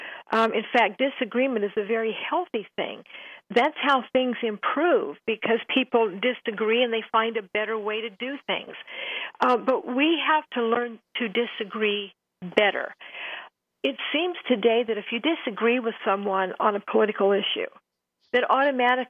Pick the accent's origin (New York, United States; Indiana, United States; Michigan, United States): Indiana, United States; Indianapolis; I was born in Methodist Hospital in Indianapolis.